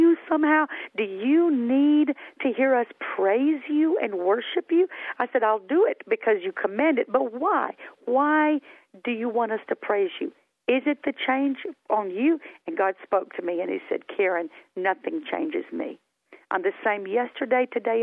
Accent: Hamilton, Alabama, United States; accent: Southern; moved away as an adult; my hometown of Hamilton, Alabama

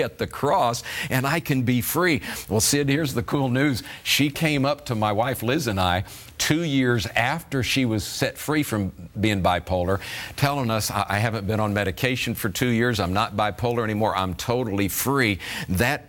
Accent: Florida, United States; I was raised in Florida picking fruit as my first job at 15 years of age

